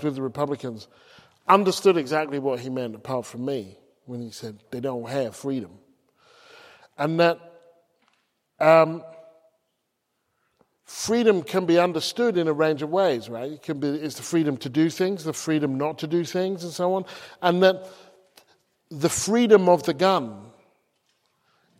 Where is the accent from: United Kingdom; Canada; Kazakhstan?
United Kingdom; England; moved away as an adult; also born or lived in United States; as an English person, regardless of my hue